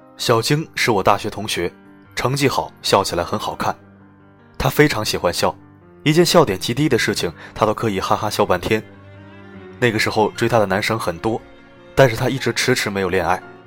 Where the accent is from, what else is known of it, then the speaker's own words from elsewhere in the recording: Shanghai, China; 我们上海人